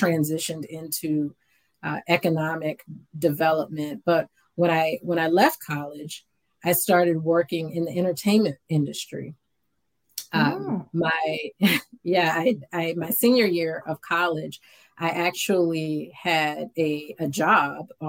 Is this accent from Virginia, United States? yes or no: yes; Richmond, Virginia, United States; I grew up in Richmond, Virginia